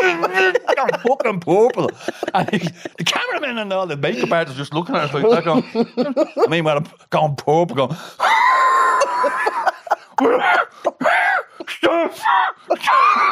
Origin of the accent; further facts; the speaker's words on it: Dublin, Leinster, Ireland; also born or lived in North Strand, Dublin; First 4 years of my life, I was in North Strand, St. Bridget's Avenue there, St. Bridget's Cottages, I think we were in. Then we moved out to Finglas